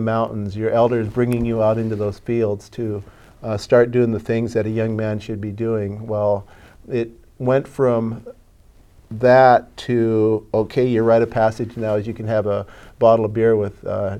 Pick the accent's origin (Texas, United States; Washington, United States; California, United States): Washington, United States; Swinomish Indian Reservation; I am 57 years old, born and raised at Swinomish. I live three doors down from the house I was raised in, so I've never lived any other place in my life.